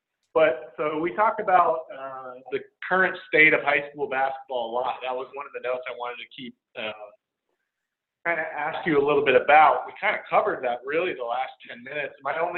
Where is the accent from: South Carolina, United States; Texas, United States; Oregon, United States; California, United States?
California, United States; Bay Area; moved away; I'm from the Bay Area